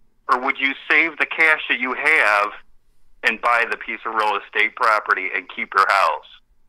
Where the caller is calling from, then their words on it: Cleveland, Ohio, United States; This is …. It's … from Cleveland, buddy.